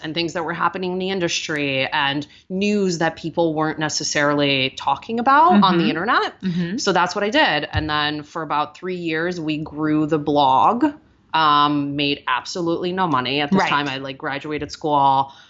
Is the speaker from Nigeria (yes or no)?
no; Russia; accent: Russian; English is a second language; Many years of ESL and then speech classes to get rid of my Russian accent, which now makes me sound like a Valley girl.